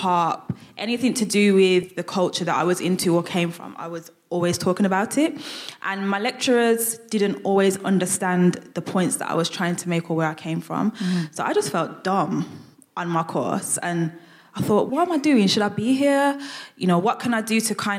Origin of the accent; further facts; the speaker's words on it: Birmingham, West Midlands, United Kingdom; accent: Brummie; I'm a Brummie. You'll hear my accent come out a lot when I talk